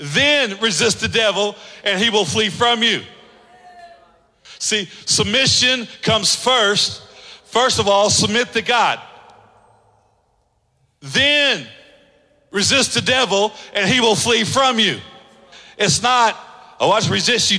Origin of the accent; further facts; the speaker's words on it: Oklahoma, United States; moved away; my high school that I grew up in Oklahoma